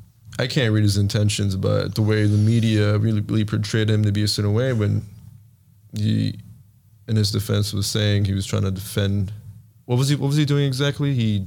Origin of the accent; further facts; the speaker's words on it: Florida, United States; moved away; I'm from Florida, so, like, you know, granted, I have definitely experienced racism and a lot of prejudice over there